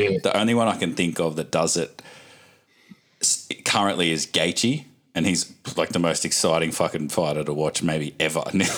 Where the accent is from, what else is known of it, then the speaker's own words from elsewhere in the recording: Australia; it just makes you feel like proud as an Aussie, I reckon, seeing an Aussie represent the country